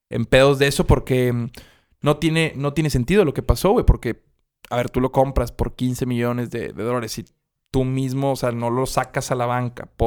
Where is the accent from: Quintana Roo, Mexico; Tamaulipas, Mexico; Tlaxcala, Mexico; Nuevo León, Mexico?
Nuevo León, Mexico; Monterrey; born or raised there